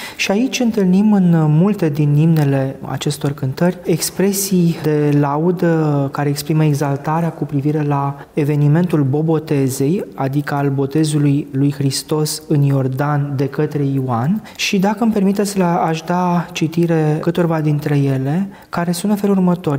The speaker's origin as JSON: {"language": "Romanian", "country": "Romania", "said": "mulți dintre noi ca creștini ortodoxi, ca români"}